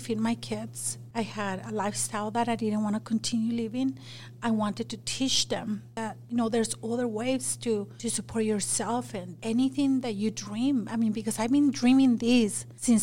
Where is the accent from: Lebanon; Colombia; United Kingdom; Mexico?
Mexico; English is a second language; moved away as an adult; also born or lived in Magna, Utah; now in Utah, United States; I grew up in Mexico, but I started Salsa Queen in Magna